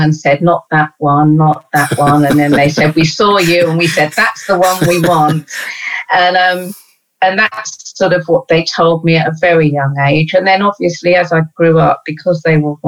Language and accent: English; London, United Kingdom; I was brought up in East Dulwich